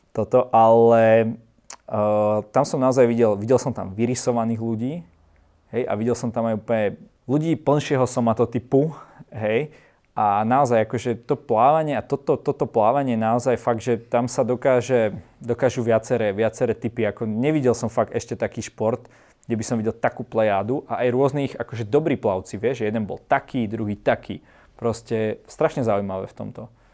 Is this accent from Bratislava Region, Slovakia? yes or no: no; Trenčín, Trenčín Region, Slovakia; u nás v Trenčine